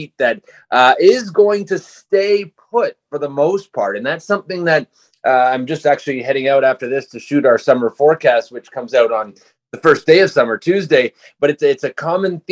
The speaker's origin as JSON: {"language": "English", "town": "Montreal", "region": "Quebec", "country": "Canada", "tie": "born or raised there", "said": "growing up in Montreal"}